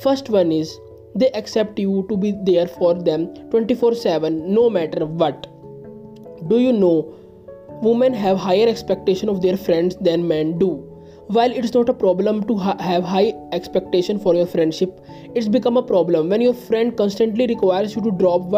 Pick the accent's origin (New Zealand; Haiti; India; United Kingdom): India; I am from India